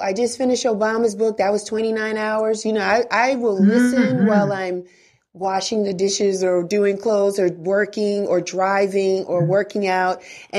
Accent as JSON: {"language": "English", "town": "Bronx", "region": "New York", "country": "United States", "said": "No, we never had that. I'm from"}